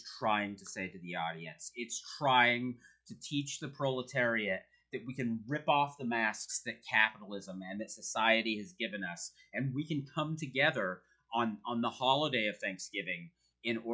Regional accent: United States; As an American

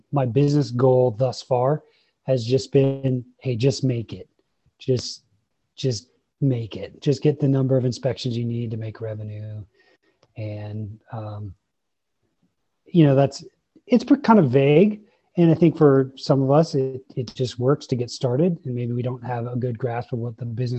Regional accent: Longmont, Colorado, United States; I grew up in Longmont

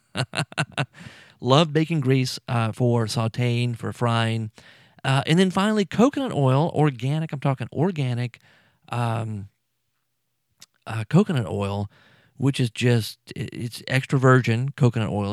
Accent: South Louisiana, United States; I'm from here. I'm from Louisiana, South Louisiana

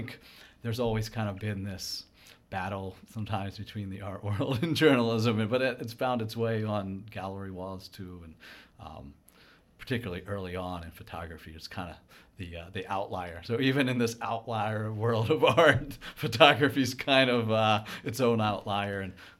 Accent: Baltimore, Maryland, United States; No, you know, I grew up here in Baltimore, right. And I've spent most of my time here.

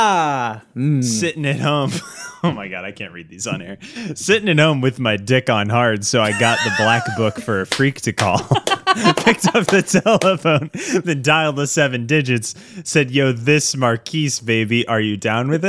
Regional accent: the South, United States; someone from the South

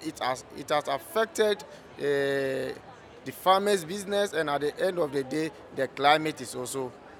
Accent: Ghana; I'm from Ghana.

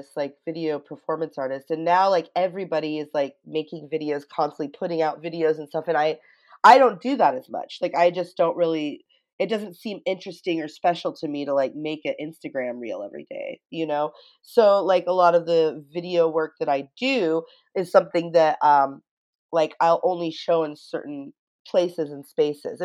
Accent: United States; I'm American

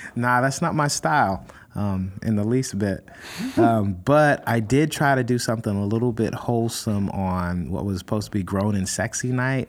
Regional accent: California, United States; California, my home state

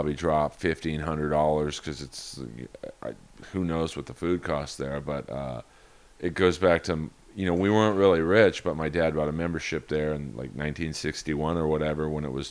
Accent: Los Angeles, California, United States; I grew up in Bel Air

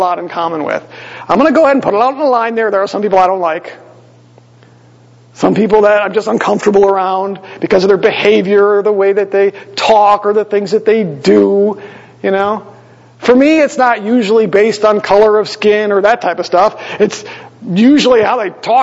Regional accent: Green Bay, Wisconsin, United States; moved away; I grew up in Green Bay

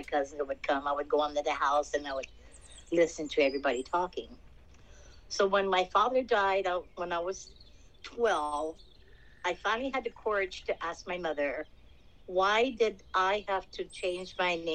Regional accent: Honolulu, Hawaii, United States; moved away as an adult; also born or lived in California / Las Vegas; I was born and raised in Palolo Valley, Hawaii.

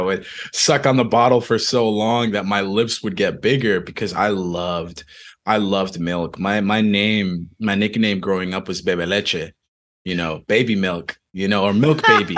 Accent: Dominican Republic; moved away; I was born in the Dominican Republic

